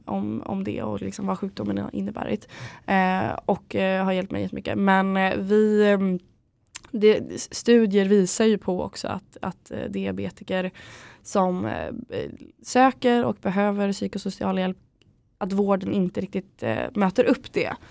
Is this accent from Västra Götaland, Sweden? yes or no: no; Örnsköldsvik, Västernorrland County, Sweden; moved away as an adult; now in Stockholm, Sweden; jag kommer från Örnsköldsvik i grunden, mm. mm. eh, uppe i Norrland. Eh, och flyttade till Stockholm efter jag hade tagit studenten